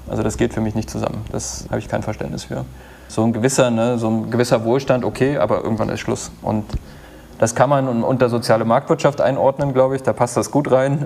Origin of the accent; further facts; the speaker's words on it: Wittenberg, Saxony-Anhalt, Germany; moved away; mit Leuten aus, aus mein, meiner Heimat befreundet und das ist jetzt auch nicht so weit weg von Berlin, ne? also Wittenberg